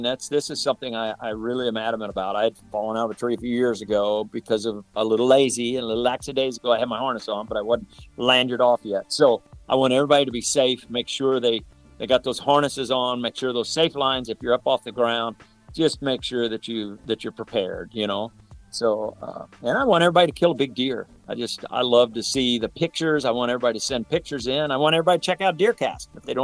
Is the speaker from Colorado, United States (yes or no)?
no; St. Louis, Missouri, United States; have been growing up in the St. Louis area